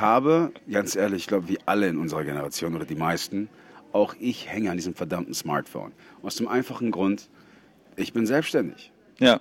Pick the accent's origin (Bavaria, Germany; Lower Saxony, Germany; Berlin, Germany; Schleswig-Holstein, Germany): Bavaria, Germany; ich komme ja aus Bayern. Da haben wir kein Meer.